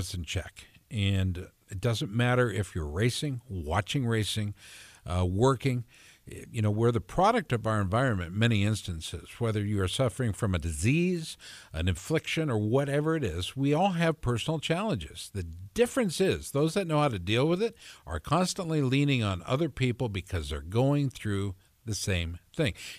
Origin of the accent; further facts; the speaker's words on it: Minneapolis, Minnesota, United States; now in Central Iowa, United States; I'm from Minneapolis